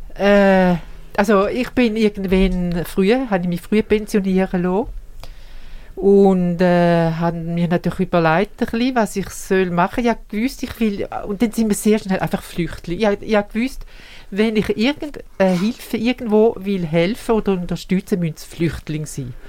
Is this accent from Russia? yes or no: no; Switzerland; als Schweizerin und mindestens halbe Schweizer